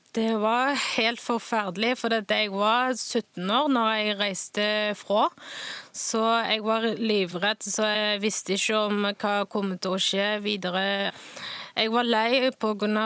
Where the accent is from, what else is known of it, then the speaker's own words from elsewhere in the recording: Northwest China, China; Norwegian is a second language; now in Stavanger, Norway; jeg kommer fra Nordvest i Kina